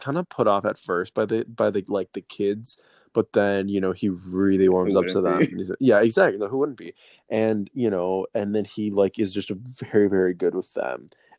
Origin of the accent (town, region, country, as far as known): Wisconsin, United States